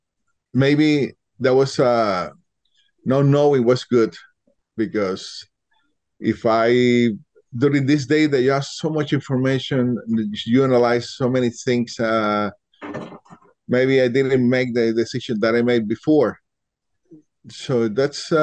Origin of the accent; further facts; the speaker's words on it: Puerto Rico; Puerto Rico